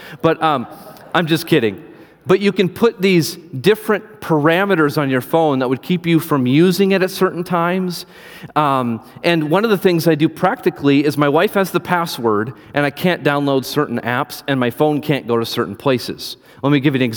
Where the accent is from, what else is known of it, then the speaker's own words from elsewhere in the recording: Iowa, United States; now in Wisconsin, United States; I'm from Iowa. I'm used to driving in the snow